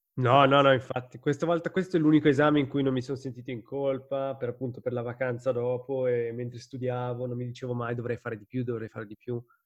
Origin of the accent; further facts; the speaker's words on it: Ticino, Switzerland; moved away; stavo nella mia città natale, avevo tutti i miei amici